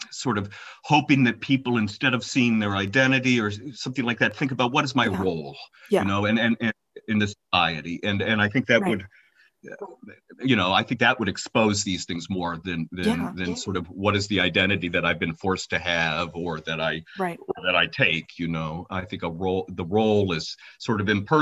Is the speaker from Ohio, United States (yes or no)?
yes; Cincinnati, Ohio, United States; moved away as an adult; also born or lived in Detroit, Michigan; now in Ypsilanti, United States; I was born and raised in Cincinnati, Ohio